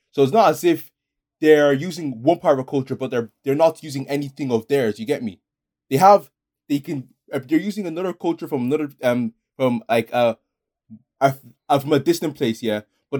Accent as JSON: {"language": "English", "country": "Ireland", "said": "we're actually from Dundalk or actually from Clondalkin."}